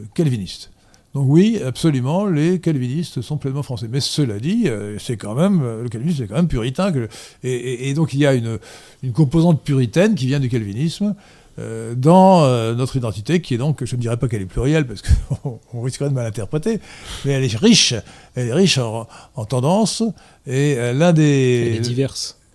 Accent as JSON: {"language": "French", "country": "France", "said": "Nous, Français"}